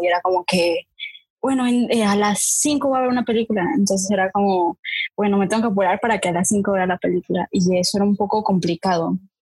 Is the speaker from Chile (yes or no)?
no; Mexico; now in Panama; soy mexicana y pues, pues por ahora vivo en Panamá.